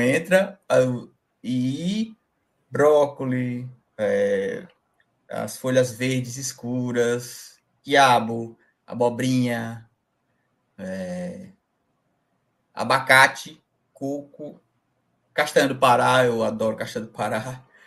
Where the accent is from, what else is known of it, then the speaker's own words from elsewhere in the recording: Jacobina, Bahia, Brazil; eu sou da Bahia, Jacobina Bahia, no início aqui da Chapada Diamantina